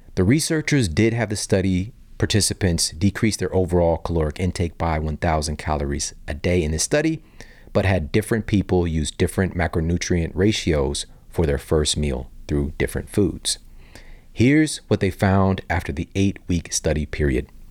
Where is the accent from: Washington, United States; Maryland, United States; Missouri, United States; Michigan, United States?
Missouri, United States; St. Louis; also born or lived in Ferguson, Missouri; growing up in Saint Louis